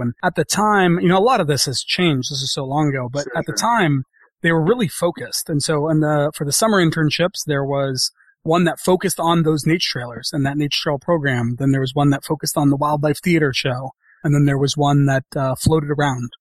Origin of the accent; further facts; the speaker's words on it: San Francisco, California, United States; fortunate enough to be growing up in San Francisco